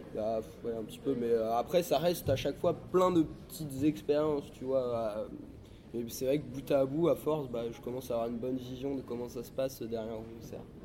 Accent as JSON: {"language": "French", "town": "Vannes", "region": "Brittany", "country": "France", "lives_now": "Rennes, France", "said": "à la base je suis de Vannes"}